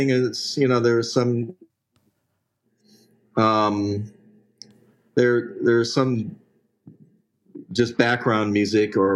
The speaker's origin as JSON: {"language": "English", "town": "Detroit", "region": "Michigan", "country": "United States", "tie": "born or raised there", "moved": "as an adult", "said": "Well, I, I uh, was born and, and raised in uh, Detroit, Michigan. And, uh, but I pretty much escaped there as soon as I was legally able to do so."}